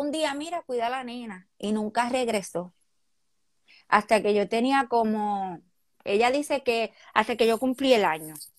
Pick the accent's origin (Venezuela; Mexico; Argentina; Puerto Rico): Puerto Rico; Corozal; yo nací en Puerto Rico, obviamente, eh, yo soy de Corozal, de Palmarito.